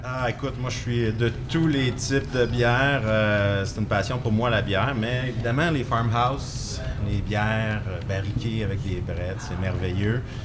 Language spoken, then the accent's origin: French; Drummondville, Quebec, Canada; je viens de Drummondville.